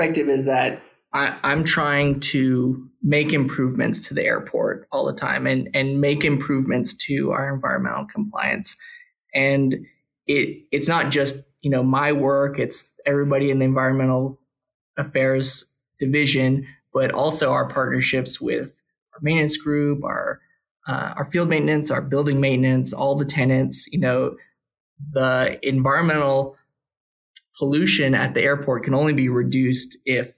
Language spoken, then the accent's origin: English; Austin, Texas, United States; I'm from Austin. I actually grew up in the flight path to Mueller